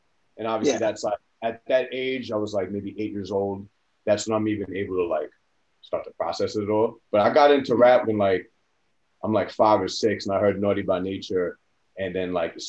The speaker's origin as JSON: {"language": "English", "town": "Bellmore", "region": "New York", "country": "United States", "tie": "born or raised there", "also_born_or_lived": "Queens, New York", "said": "I'm from Queens, grew up in Long Island."}